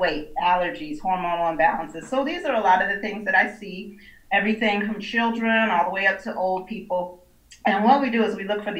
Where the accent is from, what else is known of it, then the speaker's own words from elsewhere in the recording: Buffalo, New York, United States; moved away as an adult; now in Atlanta, United States; of Better Health Solutions. Little background, I'm originally from Buffalo, New York, came down here to Atlanta.